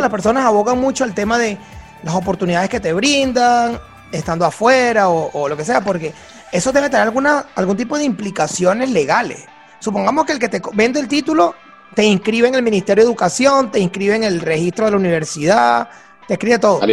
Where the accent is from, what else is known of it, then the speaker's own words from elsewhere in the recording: Venezuela; nosotros que somos de Venezuela